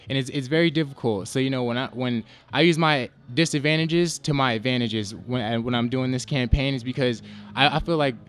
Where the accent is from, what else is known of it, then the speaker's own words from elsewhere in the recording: New Jersey, United States; moved away as an adult; now in Nevada, United States; I'm originally from New Jersey